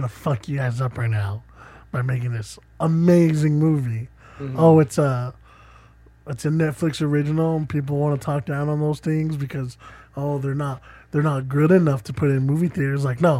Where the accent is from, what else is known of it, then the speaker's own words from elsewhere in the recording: Australia; no, I did. I'm Australian.